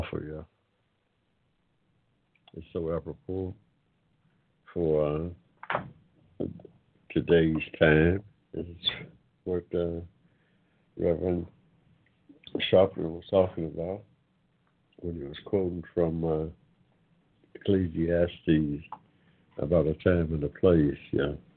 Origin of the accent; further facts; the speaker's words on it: United States; I'm of African descent, but I'm an American.